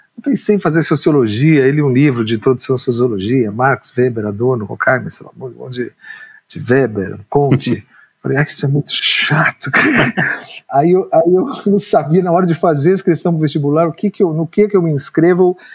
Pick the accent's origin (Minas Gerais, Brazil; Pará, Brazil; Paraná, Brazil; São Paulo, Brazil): São Paulo, Brazil; eu nasci em São Paulo, nasci no, na periferia do Ipiranga